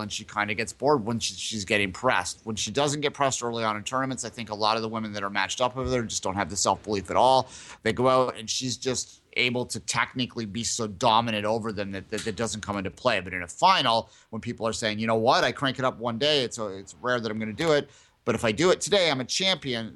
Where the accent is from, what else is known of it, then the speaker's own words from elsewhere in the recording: Canada; we're Canadian, yes